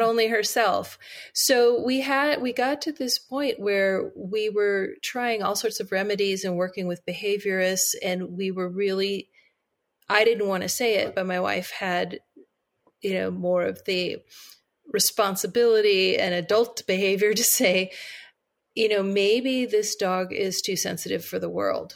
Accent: Monterey County, California, United States; also born or lived in Bay Area; we had always wanted to move out of the Bay Area and move back to my hometown uh, in Monterey County

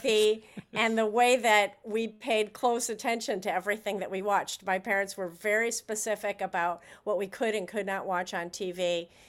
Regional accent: Chicago, Illinois, United States; I grew up in Chicago.

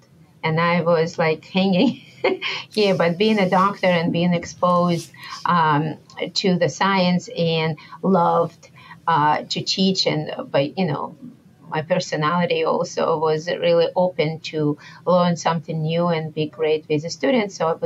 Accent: Moscow, Russia; moved away as an adult; I came from far away and I grew up in Moscow, Russia

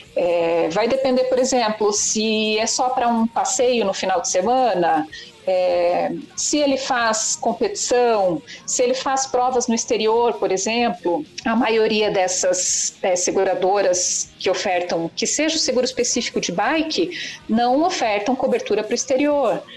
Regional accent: Curitiba, Paraná, Brazil; nós somos de Curitiba

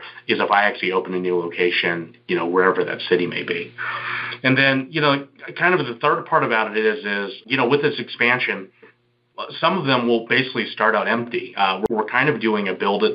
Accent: Houston, Texas, United States; now in Las Vegas, United States; I'm from Houston, but I'm based in Las Vegas now.

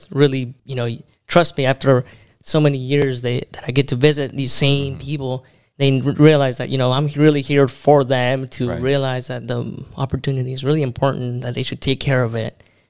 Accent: Everett, Washington, United States; also born or lived in Mexico / California / Tri-Cities, Washington / Omak, Washington; then grew up in Everett, Washington. From Everett, moved over to Tri-Cities.

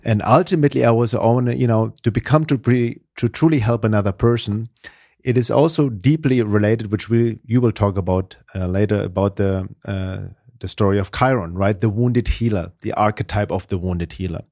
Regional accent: Germany; English is a second language; moved away as an adult; now in United States; originally from Germany. I guess my accent gives it away, but I've been living in the U S for almost thirty years now.

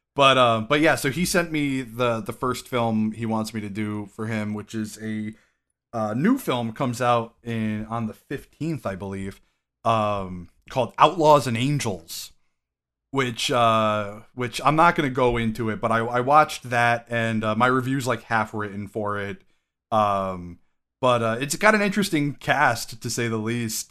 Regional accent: Connecticut, United States; Connecticut is known for our Hispanic population

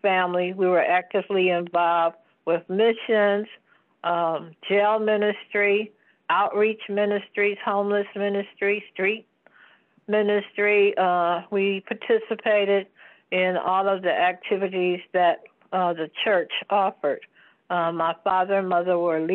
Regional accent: Detroit, Michigan, United States; also born or lived in Highland Park, Michigan; I was not born in Detroit. I was born in Highland Park, Michigan.

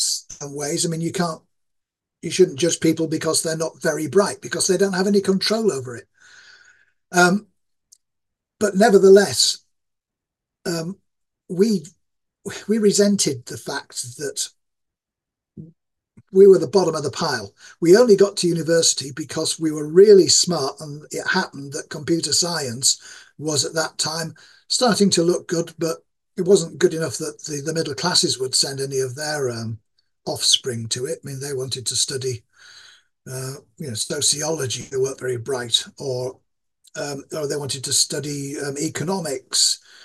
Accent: Yorkshire and the Humber, United Kingdom; accent: East Yorkshire; My accent is that of East Yorkshire, which is a poor part of the UK.

